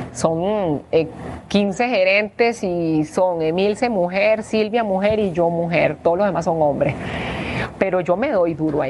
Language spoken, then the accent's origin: Spanish; Venezuela; now in Costa Rica; nosotros que venimos de un país que sobre todo ahorita los que mandan son los militares